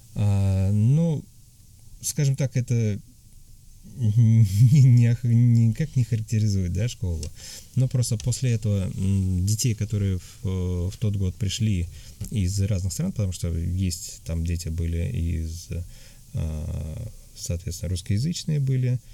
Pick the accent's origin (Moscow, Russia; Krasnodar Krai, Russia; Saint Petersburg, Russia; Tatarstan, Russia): Tatarstan, Russia; moved away as an adult; now in Antalya, Turkey; я из России, а, я говорил, что я татарин